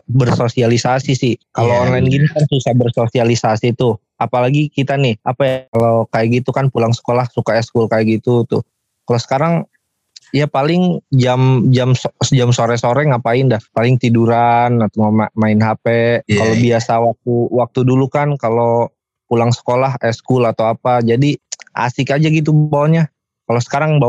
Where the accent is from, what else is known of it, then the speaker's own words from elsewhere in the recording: Pandeglang, Banten, Indonesia; gua juga lumayan lumayan di pedesaan lah gua di Pandeglang di Pandeglang itu ke kampung gua tiga jam lagi jadi lumayan jauh lah